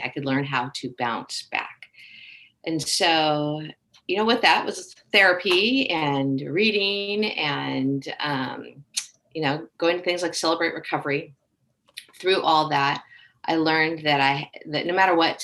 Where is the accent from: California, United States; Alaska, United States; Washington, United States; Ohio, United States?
California, United States; Southern; moved away as an adult; also born or lived in Texas / Tennessee / Georgia / Oregon; I live in Temecula, California, born and raised in Southern California, yet I've lived all over the United States with my work and career.